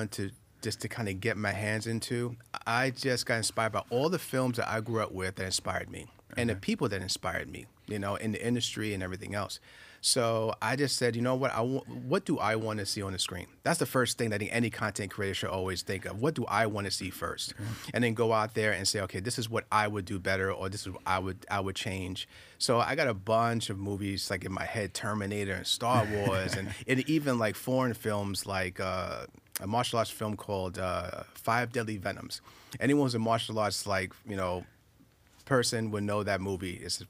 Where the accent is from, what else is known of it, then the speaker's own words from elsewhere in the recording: Queens, New York, United States; I started filming when I was 10 years old back in Far Rockaway, Queens. I'm a New Yorker, so I'm in Queens, right? So we're in Queens by the beach and everything else